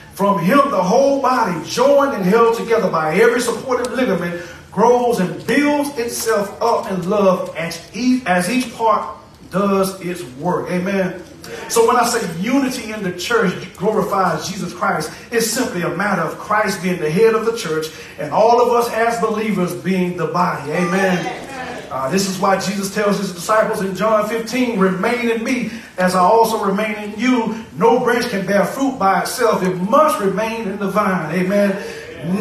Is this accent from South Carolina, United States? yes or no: yes; South Carolina, United States; now in Chesapeake, United States; I'm from South Carolina